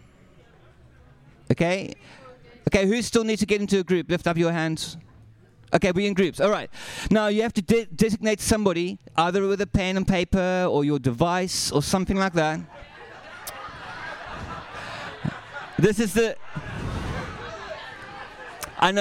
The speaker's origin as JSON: {"language": "English", "country": "South Africa", "said": "I'm South African."}